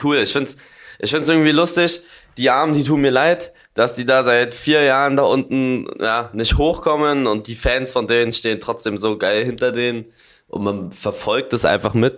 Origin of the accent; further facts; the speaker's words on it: Berlin, Germany; als Berliner